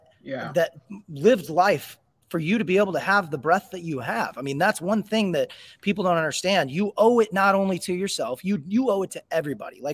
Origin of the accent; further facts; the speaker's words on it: East Peoria, Illinois, United States; East Peoria is my hometown